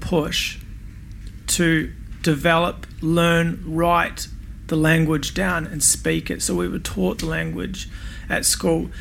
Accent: New Zealand; now in Australia; growing up in New Zealand, when I went to primary school and through high school, we were taught the language

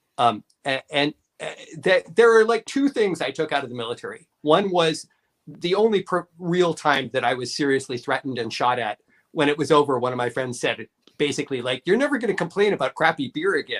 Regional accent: Canada; I am totally Canadian

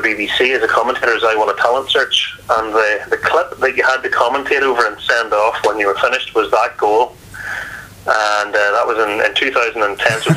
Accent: Carrickfergus, Northern Ireland, United Kingdom; Carrick are my hometown team

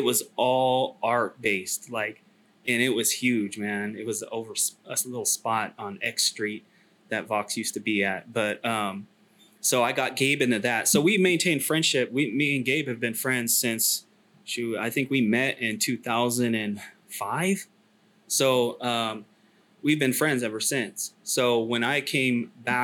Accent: Sacramento, California, United States; moved away as an adult; also born or lived in China; I was born in Sac. Sac's my hometown

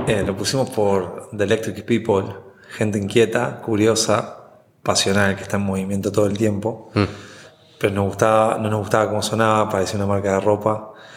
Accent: Uruguay; moved away as an adult; now in Puerto Rico

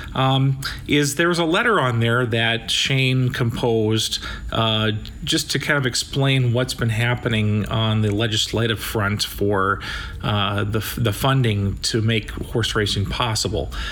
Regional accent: Sioux Falls, South Dakota, United States; I'm from Sioux Falls

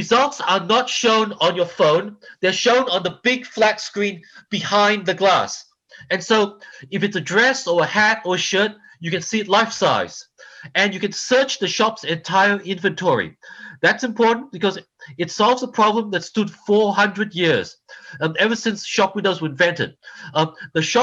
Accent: Australia; moved away as an adult; also born or lived in Malaysia; now in Los Angeles, United States; I've lived here much longer than I have in Australia, where I'm from. And I'm a first generation Australian. I was born in Malaysia

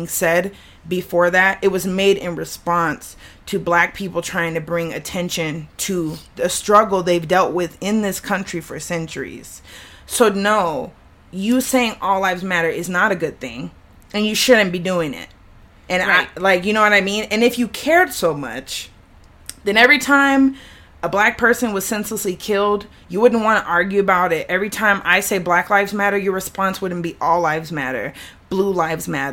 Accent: the South, United States; I'm from the South

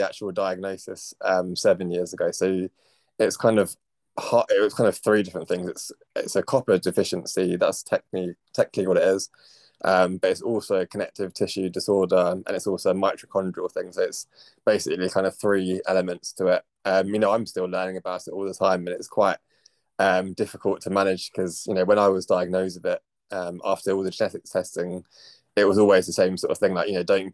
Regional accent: Cambridge, East of England, United Kingdom; moved away as an adult; also born or lived in London; now in Essex, United Kingdom; I kind of grew up in Cambridge and then a bit of back and forth between Cambridge and London.

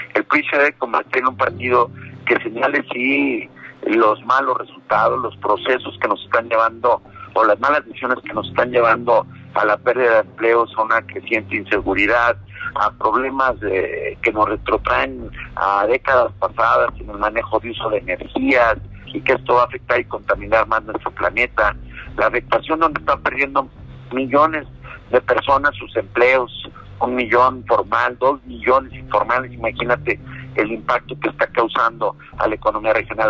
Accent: Mexico

